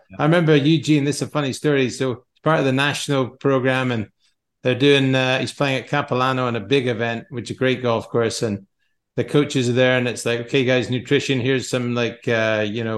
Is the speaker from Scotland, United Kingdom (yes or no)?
yes; Scotland, United Kingdom; moved away; I grew up in Scotland